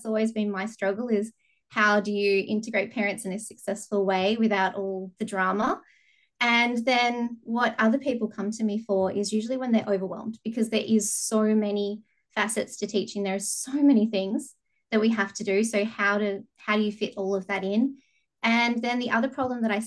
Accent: Bunbury, Western Australia, Australia; So I live in WA, have lived here all my life in the beautiful southwest, down in a little town called Bunbury.

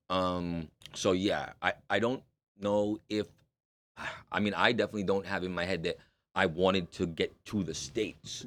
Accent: Toronto, Ontario, Canada; I'm born and raised in Toronto.

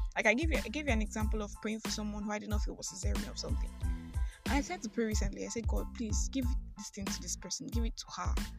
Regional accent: Nigeria; I'm a Nigerian Christian alcoholic

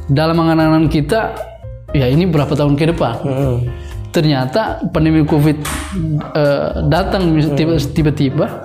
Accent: Indonesia; Tapi di lain sisi bahwa kita lahir dan kita tumbuh di negara Indonesia.

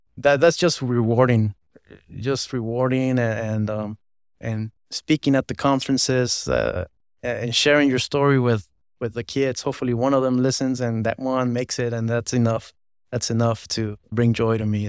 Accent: Los Angeles, California, United States; I was born in Los Angeles, California

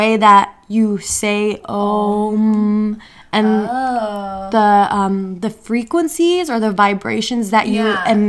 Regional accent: India; So I'm Indian, if you don't know.

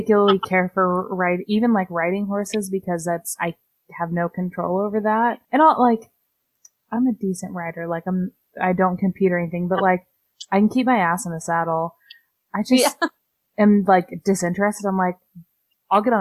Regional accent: Northeastern California, United States; moved away as an adult; now in Austin, United States; I grew up in Northeastern California

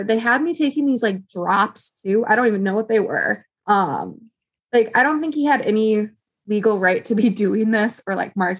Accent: Chicago, Illinois, United States; also born or lived in France; now in Michigan, United States; I'm from the Chicagoland area. Now I live in the middle of nowhere, Michigan

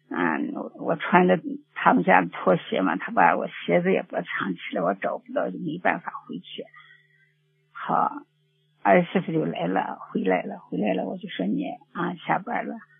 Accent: Xinjiang, China; 我们是新疆的

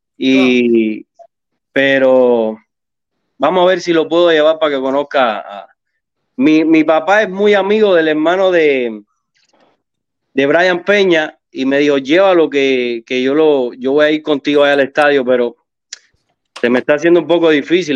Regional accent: Cuba; moved away; yo soy del barrio de Luis Robert en Cuba

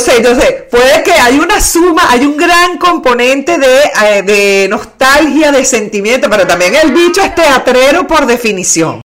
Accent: Caracas, Capital District, Venezuela; now in Buenos Aires, Argentina; yo soy caraqueña

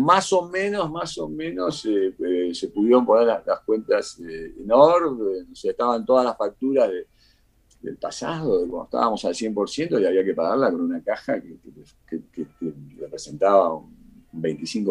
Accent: Argentina; moved away as an adult; also born or lived in Cuba; now in Costa Rica; casi como argentino

